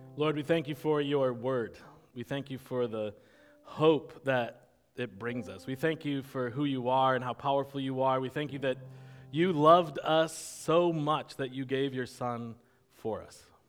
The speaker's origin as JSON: {"language": "English", "country": "United States"}